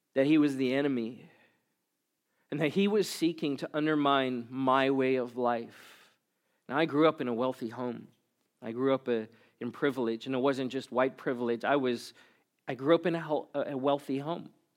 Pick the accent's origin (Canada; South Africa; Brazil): South Africa; now in Glendora, United States; I was born and raised in South Africa, as a white South African